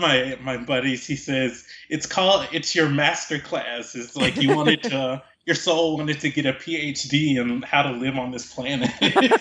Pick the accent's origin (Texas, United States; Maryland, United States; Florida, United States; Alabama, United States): Alabama, United States; Mobile; moved away as an adult; also born or lived in California; I was born and raised in Mobile, Alabama. I lived there until I was 18, and then I came out to California for college.